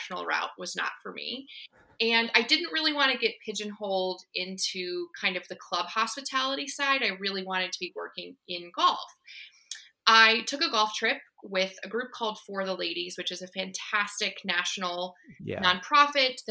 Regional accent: Indiana, United States; moved away as an adult; also born or lived in Alexandria, Virginia; now in Northern Virginia, United States; I was born in Alexandria, but I grew up in Indiana. We moved there when I was 5

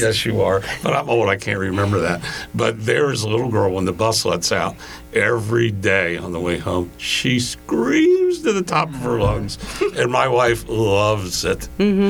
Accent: College Park, Maryland, United States; also born or lived in Annapolis, Maryland; now in Mesquite, United States; I grew up in College Park, Maryland

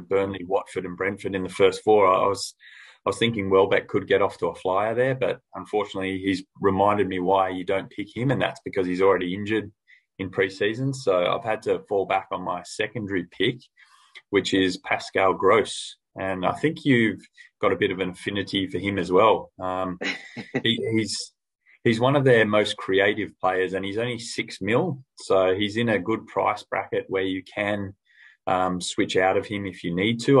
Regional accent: Australia; I'm an Aussie.

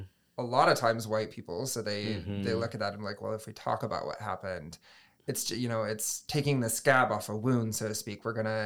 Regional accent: Michigan, United States; I mean, speaking personally, I grew up in West Michigan, Southwest mm-hmm. Michigan. Betsy DeVos land, so mm-hmm. to speak.

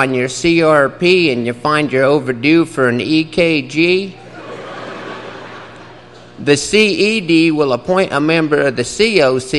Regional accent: Broken Bow, Nebraska, United States; in my hometown of Broken Bow, there was a PCA and an FLBA

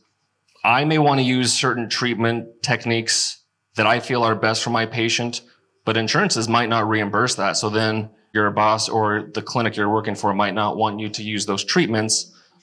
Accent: United States

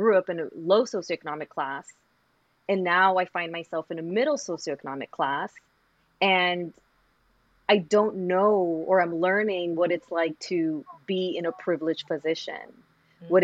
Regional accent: Los Angeles, California, United States; growing up in South Central

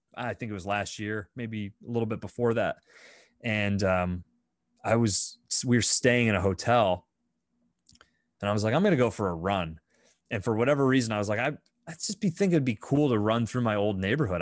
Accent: Fifth Ward, Pennsylvania, United States; I grew up in the Fifth Ward, right? So I grew up up on High Street

